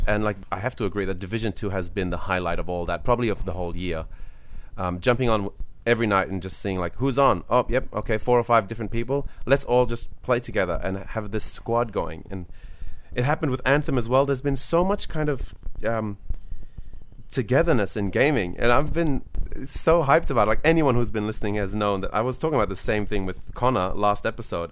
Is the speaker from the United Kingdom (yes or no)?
no; Australia; as an Australian